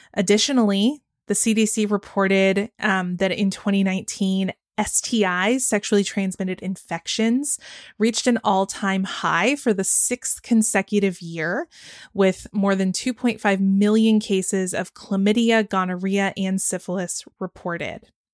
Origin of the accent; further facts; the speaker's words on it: Georgia, United States; growing up in Georgia where they do abstinence only education